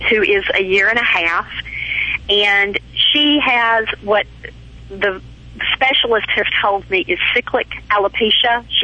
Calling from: Hernando, Mississippi, United States

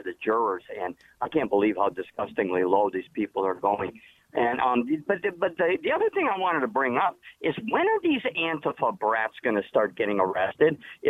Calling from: Springfield, Massachusetts, United States; I'm calling from Springfield, Mass.

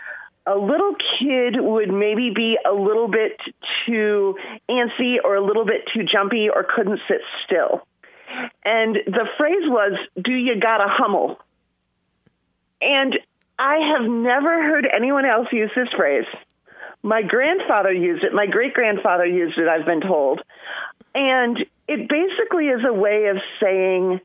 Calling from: Indianapolis, Indiana, United States; I'm calling from Indianapolis, Indiana

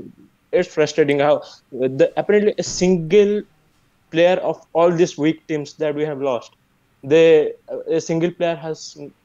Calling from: India; I'm calling from India. It's currently 8:13 a.m. here.

